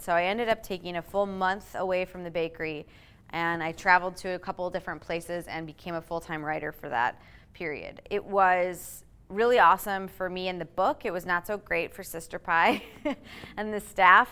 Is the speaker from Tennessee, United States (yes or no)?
no; Michigan, United States; moved away; Michigan, actually, where I was from